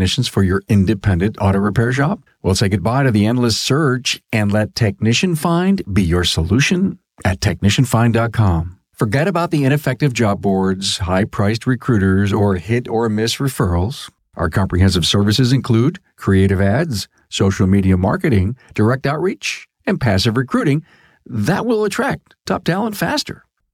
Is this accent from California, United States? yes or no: no; Buffalo, New York, United States; accent: New York; I'm from Buffalo